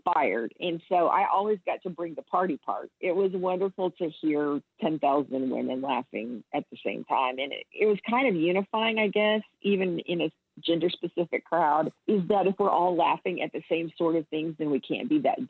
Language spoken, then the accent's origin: English; Central Texas, United States; I'm from Central Texas. The town I grew up in had 2,000 people